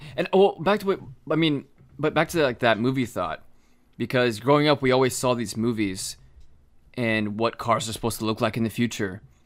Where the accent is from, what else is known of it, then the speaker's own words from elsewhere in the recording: Florida, United States; we grew up in Florida, so we went to the beach a lot growing up